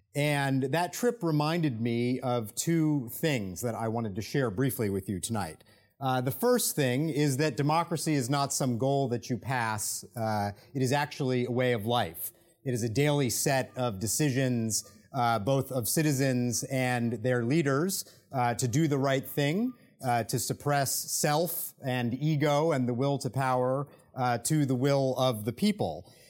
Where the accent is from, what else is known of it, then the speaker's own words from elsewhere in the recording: United States; accent: American; as an American, if you can't tell by my accent